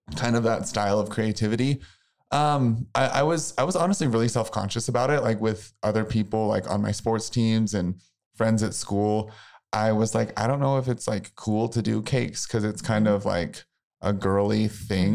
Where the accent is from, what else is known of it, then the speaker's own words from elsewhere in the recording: Missouri, United States; I'm from a really small town in Missouri.